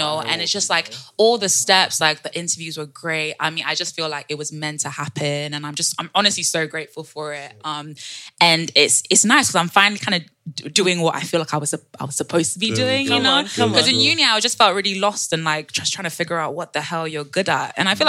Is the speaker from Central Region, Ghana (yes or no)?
yes; Winneba, Central Region, Ghana; In the central region, the land of the fisherwoman and the fishermen. Yes, sir. Yeah. It's near Cape Coast. I don't know if you've been.